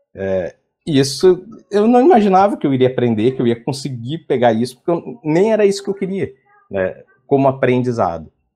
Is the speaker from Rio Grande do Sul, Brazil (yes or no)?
yes; Porto Alegre, Rio Grande do Sul, Brazil; Sou de Porto Alegre